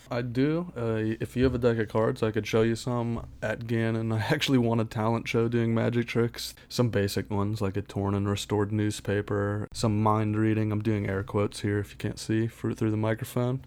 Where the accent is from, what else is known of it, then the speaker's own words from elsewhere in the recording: Pittsburgh, Pennsylvania, United States; moved away as an adult; now in Erie, United States; Born and raised in Pittsburgh, Pennsylvania, but I'm currently living in Erie, P